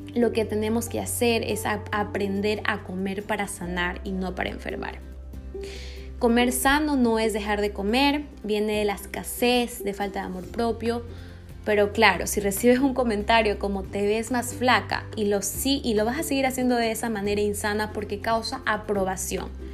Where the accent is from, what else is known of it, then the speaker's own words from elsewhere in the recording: Ecuador; aquí en Ecuador, eh, yo soy de Ecuador